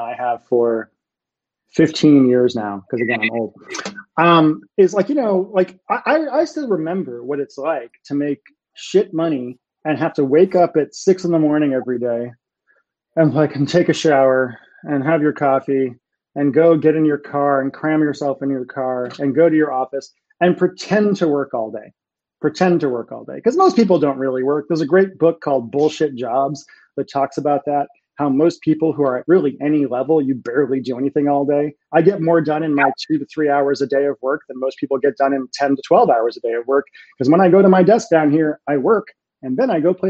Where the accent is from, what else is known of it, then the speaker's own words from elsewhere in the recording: Massachusetts, United States; moved away; I'm from Massachusetts and we all talk that way when I'm home